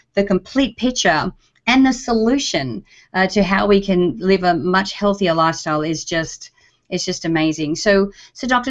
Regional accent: Australia; now in United States; as an Australian, when I first came over here to the US

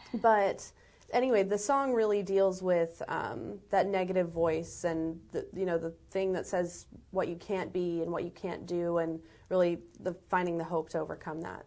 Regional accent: Los Angeles, California, United States; I was born in Los Angeles

